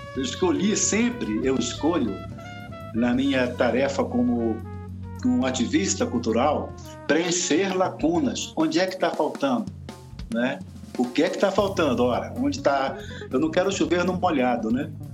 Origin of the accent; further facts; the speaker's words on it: Belém, Pará, Brazil; moved away as an adult; now in Brasília, Brazil; eu sou paraense, na verdade, de Belém. Eu, desde menino, 14, 15 anos, que eu me envolvi com teatro